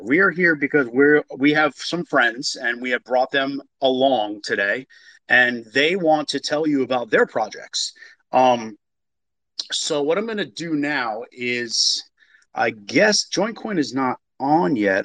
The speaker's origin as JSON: {"language": "English", "region": "New York", "country": "United States", "moved": "yes", "said": "I'm from New York originally"}